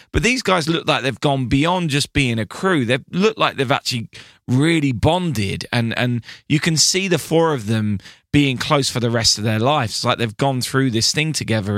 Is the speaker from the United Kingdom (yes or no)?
yes; United Kingdom; I am British